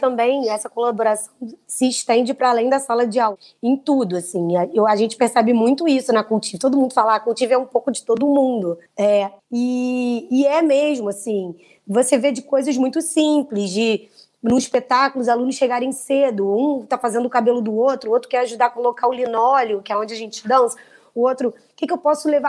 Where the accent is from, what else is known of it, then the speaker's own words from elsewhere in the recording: Brazil; Nós somos brasileiros